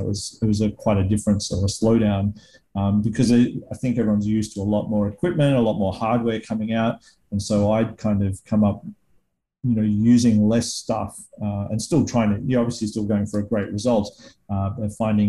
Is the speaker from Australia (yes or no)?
yes; Australia; I, of course, haven't grown up in the US to compare it to either. But I feel like in the Australian filmmaking world, we have a lot less resources.